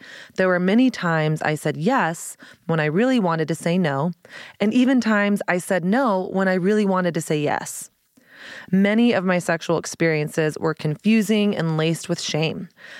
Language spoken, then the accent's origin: English; the South, United States; I grew up in Southern Christian culture, which means I was given an abstinence-only approach to sex ed, aka Hello Purity Movement.